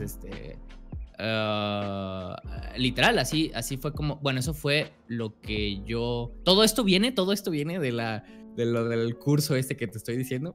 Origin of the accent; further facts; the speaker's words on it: Guadalajara, Jalisco, Mexico; yo soy de México, ah, específicamente de Guadalajara